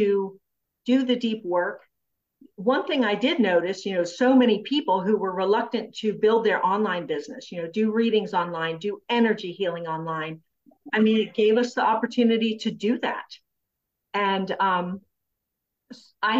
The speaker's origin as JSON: {"language": "English", "town": "Frederick", "country": "United States", "tie": "born or raised there", "said": "my hometown here in Frederick"}